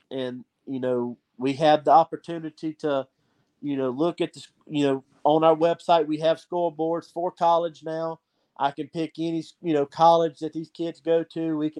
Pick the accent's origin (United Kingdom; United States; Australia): United States; Citronelle / Millry, Alabama; it's actually right here in my hometown.